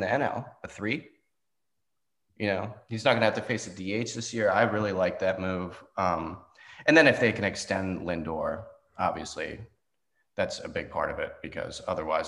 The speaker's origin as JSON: {"language": "English", "town": "Annapolis", "region": "Maryland", "country": "United States", "said": "I'm 24 from Annapolis, Maryland"}